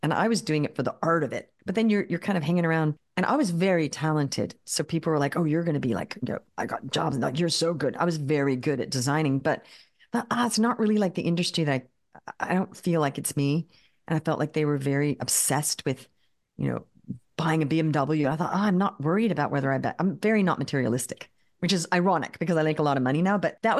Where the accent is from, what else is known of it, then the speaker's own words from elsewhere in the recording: Australia; I grew up in Australia. We moved to Australia when I was 7. Grew up there.